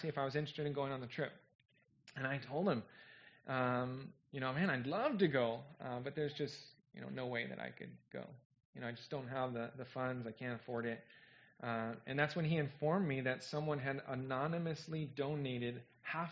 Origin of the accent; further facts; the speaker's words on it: California, United States; moved away as an adult; I'm from California, but I haven't lived there in a long time